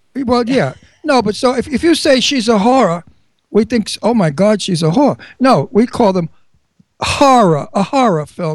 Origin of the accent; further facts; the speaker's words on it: New York City, New York, United States; I came from one town away from her. I came from Astoria